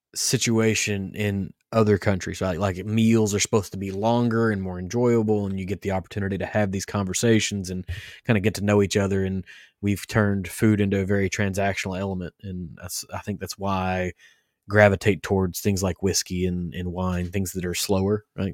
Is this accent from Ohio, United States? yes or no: no; Kentucky, United States; growing up in Kentucky